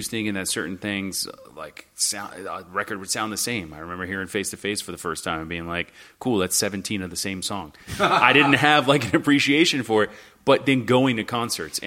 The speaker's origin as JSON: {"language": "English", "town": "Hollywood", "region": "Florida", "country": "United States", "tie": "born or raised there", "said": "I grew up in Hollywood, Florida, the other Hollywood, the Hollywood nobody ever knows about"}